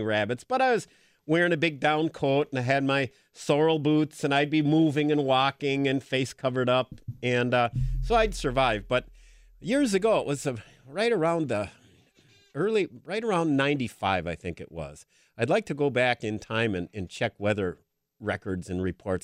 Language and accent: English; Green Bay, Wisconsin, United States; moved away; I grew up in Green Bay